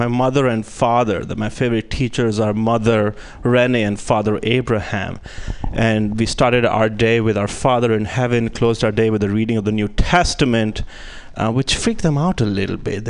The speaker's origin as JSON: {"language": "English", "country": "India", "moved": "as an adult", "lives_now": "United States", "said": "as an Indian guy"}